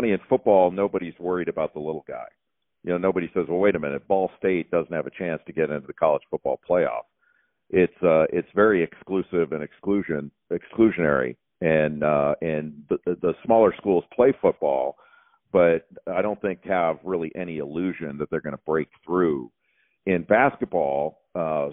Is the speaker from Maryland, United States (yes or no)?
no; Southern California, United States; when I was growing up in Southern California